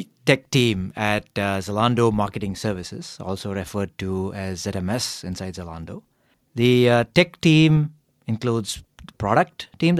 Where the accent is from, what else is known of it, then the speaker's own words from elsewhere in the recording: Chennai, Tamil Nadu, India; moved away as an adult; also born or lived in United States; now in Berlin, Germany; I'm originally from Chennai, a city in the southern part of India. After I did my undergraduate degree in engineering, I went to the US for graduate school, ended up spending 12 years there, and now here in Germany.